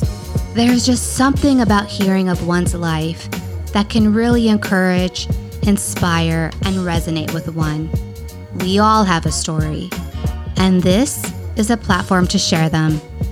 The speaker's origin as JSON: {"language": "English", "town": "San Diego", "region": "California", "country": "United States", "said": "we're from here."}